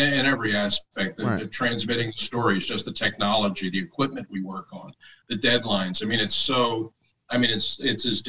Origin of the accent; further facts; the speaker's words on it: Philadelphia, Pennsylvania, United States; I was from Philly.